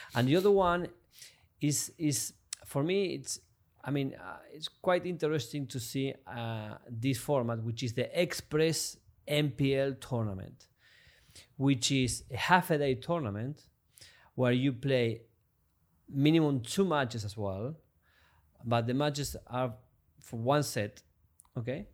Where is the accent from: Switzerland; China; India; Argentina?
Argentina; moved away as an adult; also born or lived in France / Mexico; now in Miami, United States; I come from Argentina